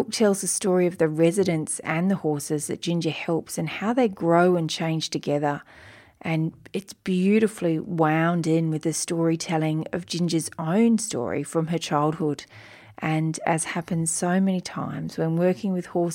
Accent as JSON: {"language": "English", "country": "Australia", "accent": "Australian", "said": "my Australian accent"}